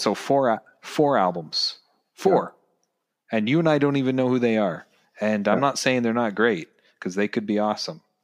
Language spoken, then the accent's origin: English; Ontario, Canada; as obviously the two of us being Canadian and and me still living in Canada